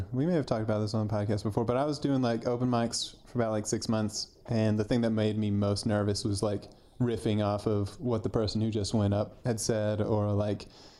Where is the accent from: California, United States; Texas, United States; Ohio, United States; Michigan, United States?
Texas, United States; Houston; born or raised there; also born or lived in Austin